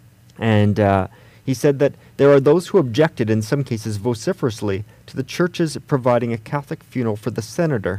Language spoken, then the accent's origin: English; Canada; as a Canadian, I certainly... as a younger Canadian